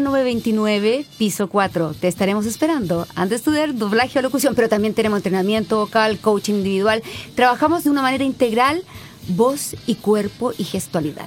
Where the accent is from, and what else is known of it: Chile